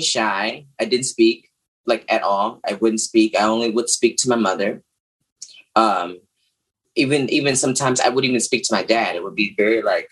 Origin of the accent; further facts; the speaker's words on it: Houston, Texas, United States; I'm originally from Houston, Texas, Third Ward.